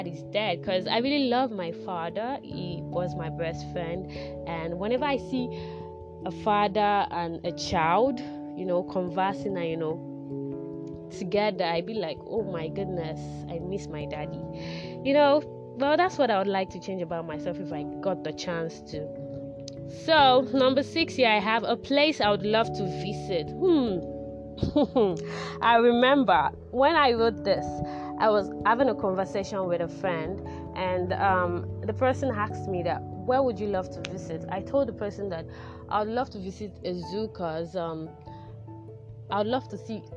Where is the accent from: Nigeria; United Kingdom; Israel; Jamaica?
Nigeria; Lagos; I was born in Lagos, grew up in Lagos, everything Lagos, my whole life Lagos.